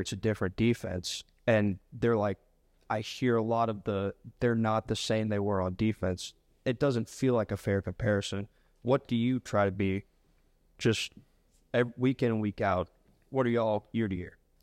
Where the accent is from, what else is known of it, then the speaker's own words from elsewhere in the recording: Canton, Georgia, United States; I'm from Canton, Georgia